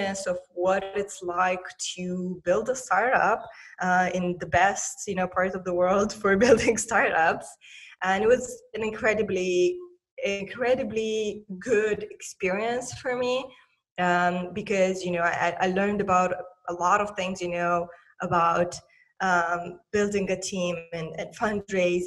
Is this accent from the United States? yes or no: no; Moldova; I'm originally from Republic of Moldova, a tiny post-Soviet country in Eastern Europe.